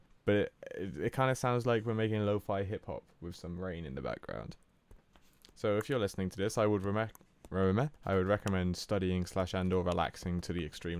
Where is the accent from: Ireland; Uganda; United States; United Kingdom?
United Kingdom; England; I'm English, so...